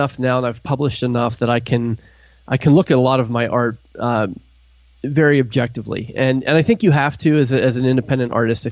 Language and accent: English; Pittsburgh, Pennsylvania, United States; also born or lived in New York area / New Jersey / Tennessee; now in Ohio, United States; I grew up in Pittsburgh, Pennsylvania